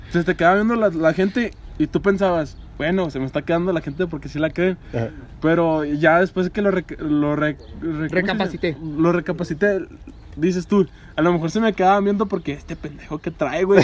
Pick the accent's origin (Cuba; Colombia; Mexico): Cuba; Pues yo soy, yo soy de Cuba.